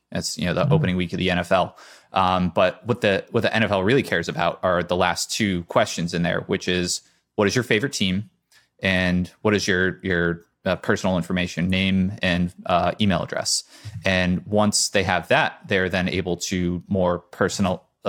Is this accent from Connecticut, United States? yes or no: yes; Connecticut, United States; now in Boston, United States; So I grew up in Connecticut.